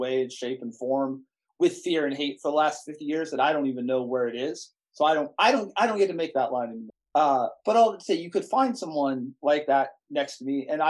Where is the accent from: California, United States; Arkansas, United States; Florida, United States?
California, United States; also born or lived in Chicago; now in Southern Indiana, United States; I grew up in California, was educated in Chicago, and live in Southern Indiana